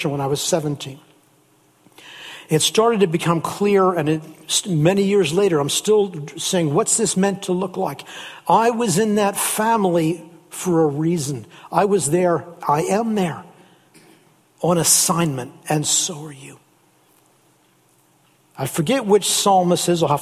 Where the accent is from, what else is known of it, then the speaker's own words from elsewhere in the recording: near Philadelphia, Pennsylvania, United States; moved away; when I was a little boy growing up in the States down near Philadelphia, Pennsylvania